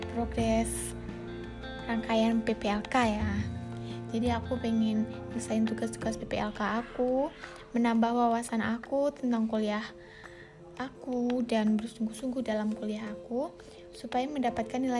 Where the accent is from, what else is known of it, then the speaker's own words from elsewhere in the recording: Central Lampung, Lampung, Indonesia; Asal aku dari Lampung Tengah.